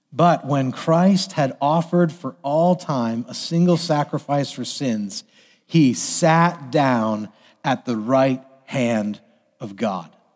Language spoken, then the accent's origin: English; United States; as American citizens